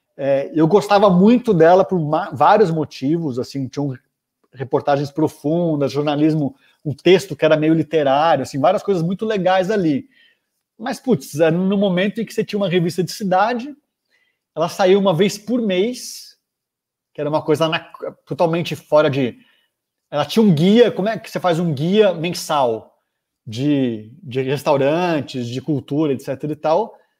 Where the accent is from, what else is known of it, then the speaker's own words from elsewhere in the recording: São Paulo, Brazil; Eu nasci em São Paulo, em setembro de 79, alguns dias depois da anistia. É, São Paulo, capital, morei aqui a vida inteira, continuo aqui